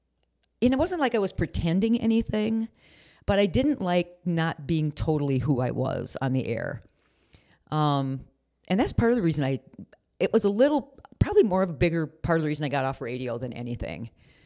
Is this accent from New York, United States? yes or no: no; Blue Earth, Minnesota, United States; in Blue Earth, my hometown, they did not.